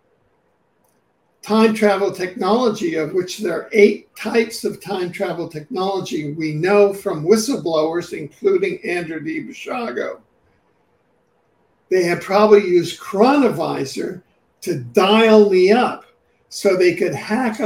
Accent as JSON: {"language": "English", "country": "Cuba", "tie": "born or raised there", "also_born_or_lived": "New York City", "moved": "yes", "lives_now": "Vancouver, Canada", "said": "because I was raised in Cuba and I had been in jail there under both Castro and Batista"}